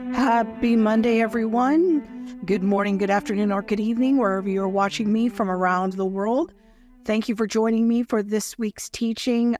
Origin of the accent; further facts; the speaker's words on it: United States; I'm an American of European descent